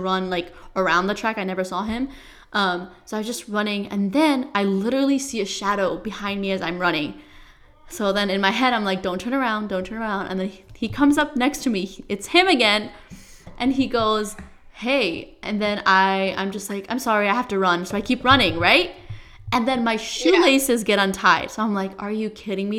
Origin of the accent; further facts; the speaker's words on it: Nepal; moved away; I'm from Nepal.